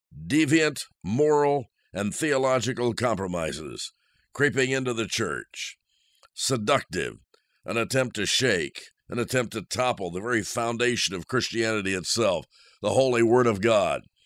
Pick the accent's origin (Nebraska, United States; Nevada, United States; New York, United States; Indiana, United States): Indiana, United States; moved away; I'm from Indiana, so I left the snow and the cold